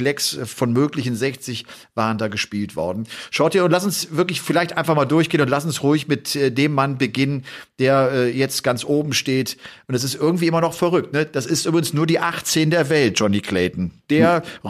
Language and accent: German; Germany; bei uns in Deutschland